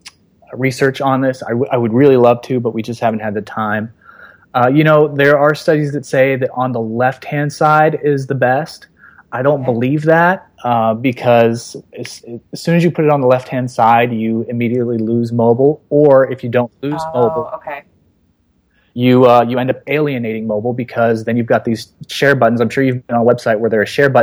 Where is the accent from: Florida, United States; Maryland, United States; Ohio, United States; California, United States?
California, United States; Los Angeles; my hometown, Los Angeles